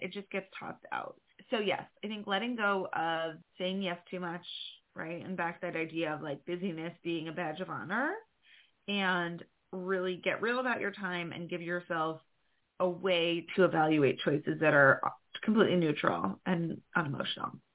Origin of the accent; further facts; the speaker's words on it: New York, United States; I'm a New Yorker